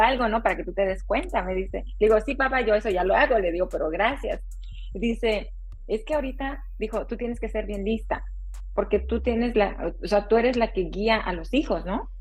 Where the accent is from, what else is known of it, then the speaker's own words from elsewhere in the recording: Oaxaca, Mexico; also born or lived in Texas, United States; now in San Francisco Bay Area, United States; soy originaria de Oaxaca, México.